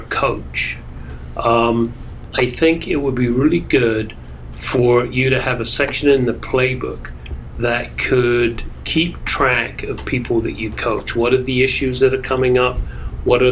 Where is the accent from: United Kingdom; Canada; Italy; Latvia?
United Kingdom; England; now in New York, United States; growing up in England